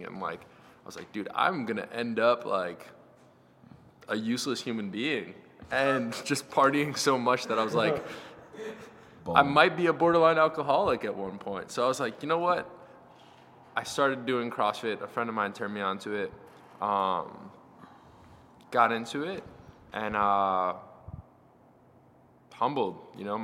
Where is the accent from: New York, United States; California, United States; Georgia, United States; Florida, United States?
New York, United States; Oceanside; I grew up in Oceanside, New York, which is in Long Island